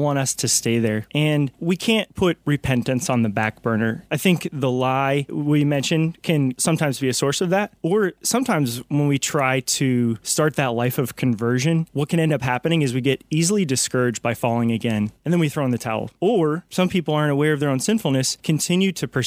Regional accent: North Carolina, United States; I am from North Carolina, so I hail from the Diocese of Raleigh

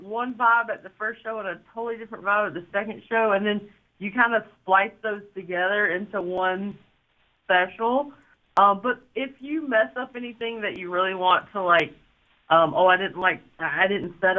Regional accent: North Carolina, United States; my home state of North Carolina

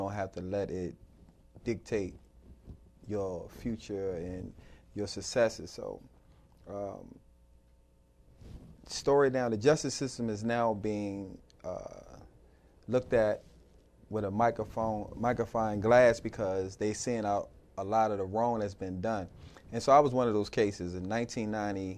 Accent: United States; When I was growing up in Northeast, 8th Street and all

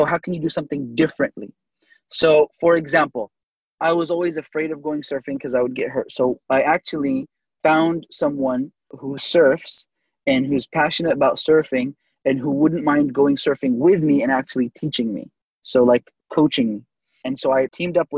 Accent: Southern California, United States; Born and raised in Southern California, everybody surfs.

